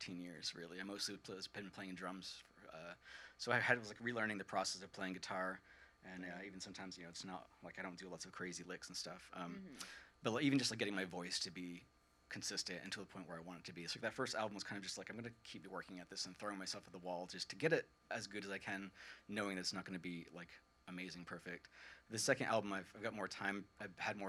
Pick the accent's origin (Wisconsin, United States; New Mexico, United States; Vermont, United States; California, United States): Vermont, United States; Fairfield; also born or lived in St. Albans, Vermont; I grew up in Fairfield, of all places